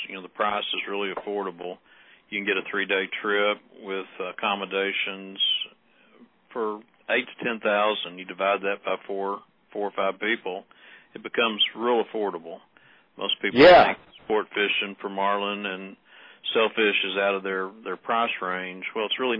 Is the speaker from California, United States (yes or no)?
no; Texas, United States; We're all from Texas